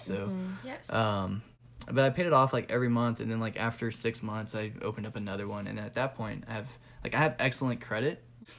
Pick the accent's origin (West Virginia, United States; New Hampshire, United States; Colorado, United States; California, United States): California, United States; now in Georgia, United States; I'm originally from California, moved here to Georgia.